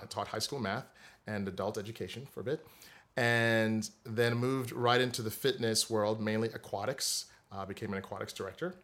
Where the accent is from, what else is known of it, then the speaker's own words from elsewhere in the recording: Saint Croix, U.S. Virgin Islands; moved away as an adult; also born or lived in Delaware; I'm originally from the Virgin Islands, uh, Saint Croix, the largest of the U S group of the islands there. I spent my entire childhood there, all the way through high school